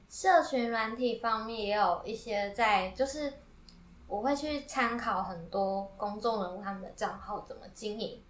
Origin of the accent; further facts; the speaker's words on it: Yilan County, Taiwan; moved away as an adult; now in Tainan, Taiwan; 我是宜兰人嗯，然后我一个人到台南读书